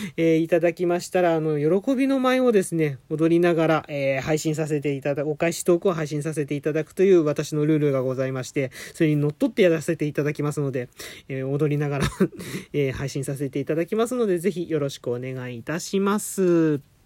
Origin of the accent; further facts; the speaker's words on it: Adachi, Tokyo, Japan; 私があの、足立区の45歳のおっさん